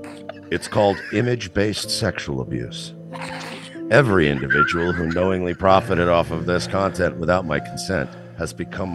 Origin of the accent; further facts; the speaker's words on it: India; I'm not a doctor, but I am Indian, so I feel like...